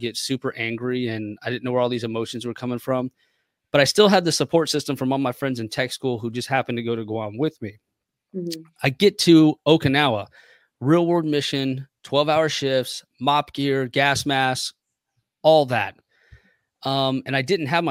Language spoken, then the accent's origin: English; Waldorf, Maryland, United States; I grew up in Waldorf, Maryland.